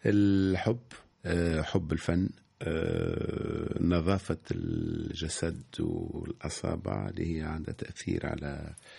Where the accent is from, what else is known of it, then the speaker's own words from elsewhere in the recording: Tunisia; عشت في حومتي في بلادي نتكلم باللغه الدارجه